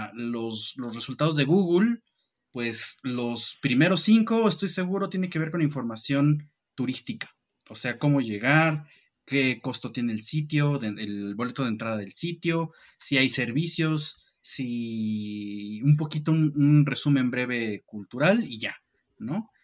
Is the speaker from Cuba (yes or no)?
no; Mexico; nosotros mismos como, como ciudadanía mexicana